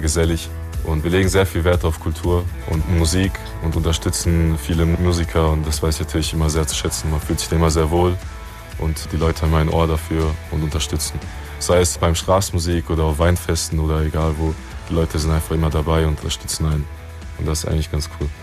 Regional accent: Rhineland-Palatinate, Germany; wir kommen ja aus der Pfalz

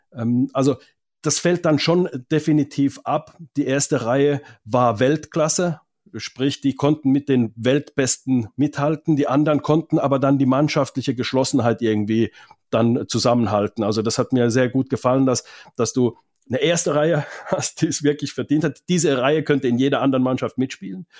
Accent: Finland; now in Germany; Ich komme ja aus Finnland

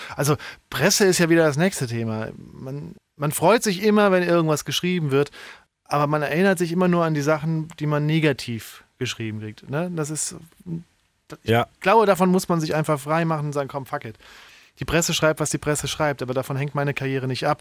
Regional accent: Saarbrücken, Saarland, Germany; also born or lived in Berlin; now in Heidelberg, Germany; so ein Rockclub in Saarbrücken, wo ich herkomme

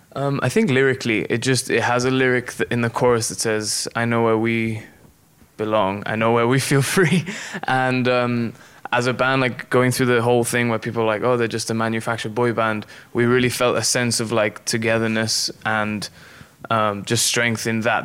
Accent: Gibraltar; moved away as an adult; now in Nashville, United States; I come from Gibraltar and there's no street called like Music Circle.

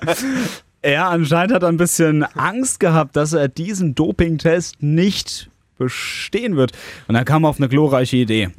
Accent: Worms, Rhineland-Palatinate, Germany; aus meiner Heimatstadt, aus Worms

